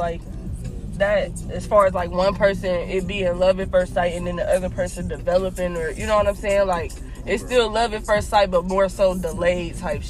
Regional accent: Ohio, United States; now in Texas, United States

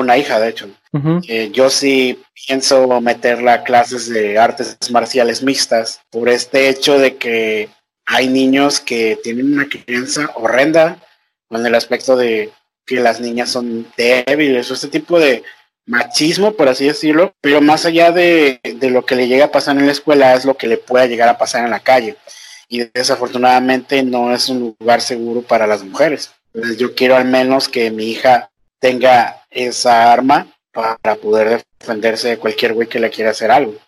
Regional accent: Nayarit, Mexico; moved away as an adult; now in Ecuador; Yo soy mexicano, no soy ecuatoriano

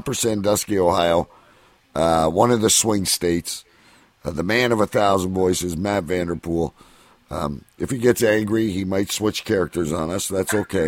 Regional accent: Canada; as a Canadian

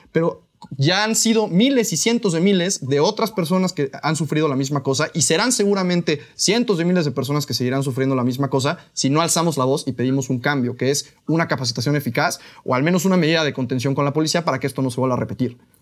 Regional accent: Mexico; aquí como mexicanos

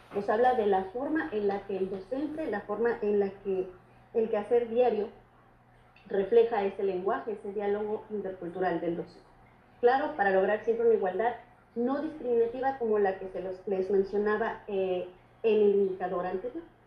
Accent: Mexico; forman nuestra identidad como mexicanos

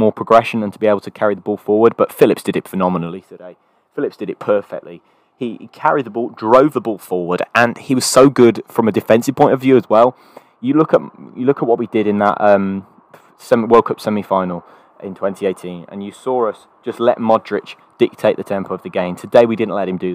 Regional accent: England, United Kingdom; I'm English

